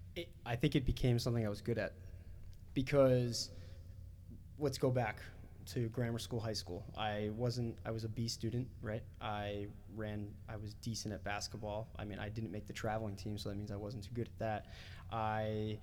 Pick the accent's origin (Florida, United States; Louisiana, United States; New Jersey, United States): New Jersey, United States; moved away as an adult; also born or lived in Washington, D.C.; I'm 18 years old and I'm this kid from New Jersey who's living in DC now